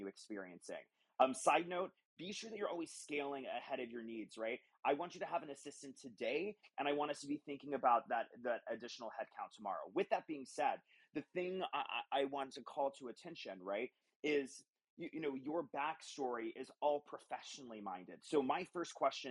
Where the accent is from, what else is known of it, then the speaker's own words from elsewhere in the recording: Texas, United States; now living in Texas, my home state.